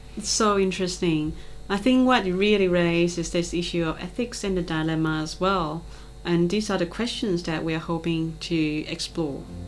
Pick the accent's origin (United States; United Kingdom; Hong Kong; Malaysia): Malaysia; moved away as an adult; now in Australia; as a Malaysian residing and working in Australia for nearly 20 years now